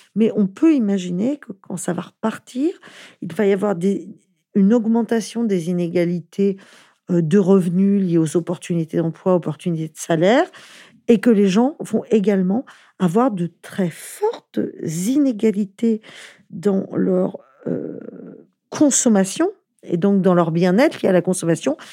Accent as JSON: {"language": "French", "country": "France", "said": "en tant que Français"}